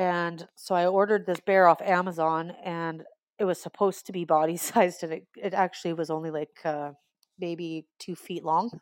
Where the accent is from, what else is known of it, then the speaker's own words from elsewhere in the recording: Alberta, Canada; I am from Alberta, Canada.